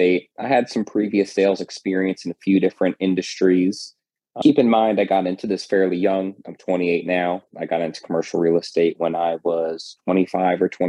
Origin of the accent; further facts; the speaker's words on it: New Jersey, United States; moved away as an adult; now in Florida, United States; I came from New Jersey down to Florida back in 2014